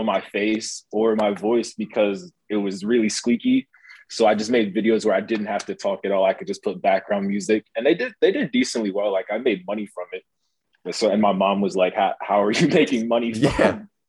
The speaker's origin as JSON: {"language": "English", "town": "Charlotte", "region": "North Carolina", "country": "United States", "tie": "born or raised there", "said": "I moved to Charlotte when I was about 5. I'm from Charlotte"}